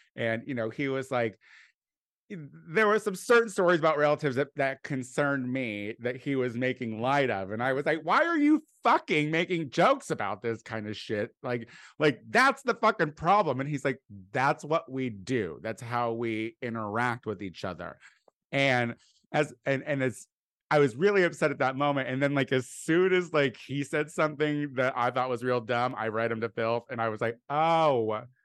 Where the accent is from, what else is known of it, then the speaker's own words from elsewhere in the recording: Clinton, Illinois, United States; moved away; the very house that I grew up